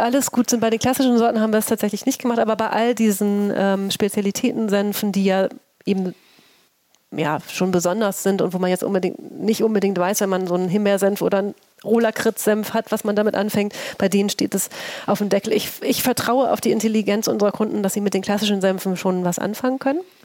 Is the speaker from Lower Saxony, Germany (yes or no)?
yes; Oldenburg, Lower Saxony, Germany; also born or lived in St. Pauli, Hamburg; now in Hamburg, Germany; Ich bin ja als gebürtige Oldenburgerin, habe ich ja Grünkohl mit der Muttermilch mhm. aufgenommen.